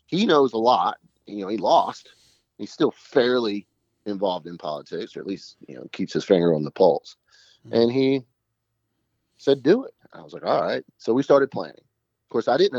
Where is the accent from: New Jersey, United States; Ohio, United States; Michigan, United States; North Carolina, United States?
North Carolina, United States; Pamlico County; accent: rural, redneck; I was born and raised in Pamlico County, so I speak rural, redneck, even a little bit of white trash dialects of the English language